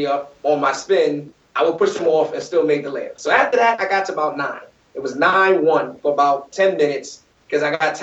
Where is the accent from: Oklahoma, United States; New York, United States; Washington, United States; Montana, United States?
New York, United States; I'm from New York